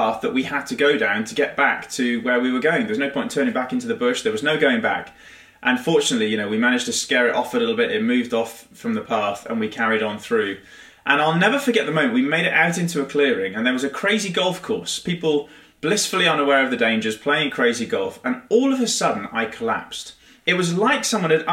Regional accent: United Kingdom; being rather British

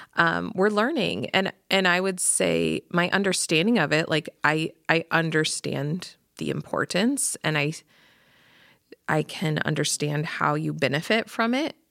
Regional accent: Pella, Iowa, United States; I grew up in Pella

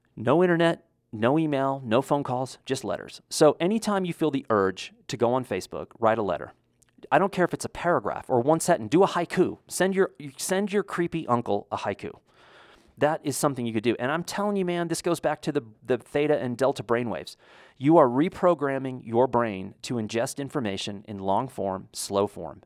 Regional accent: United States; as an American

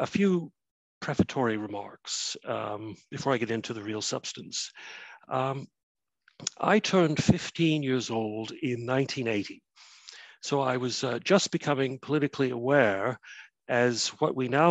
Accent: Canada; now in Cardiff, United Kingdom; You'll be able to tell from my funny accent that I'm neither Welsh nor even British. I come from Canada originally

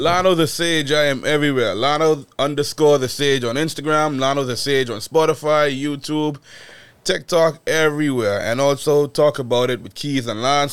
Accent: Bahamas; moved away as an adult; born and raised in the Bahamas

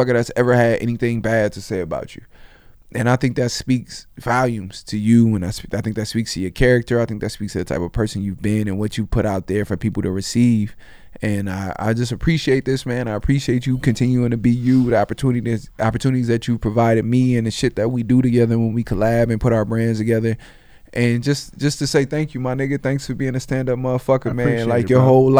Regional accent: Compton, California, United States; I'm from Compton. I'm from here. Grew up in this area.

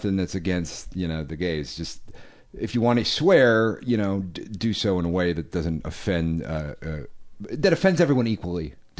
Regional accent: Northeast, United States; I swear when I talk. I don't mean to. I'm from the Northeast. I grew up, you know, whatever.

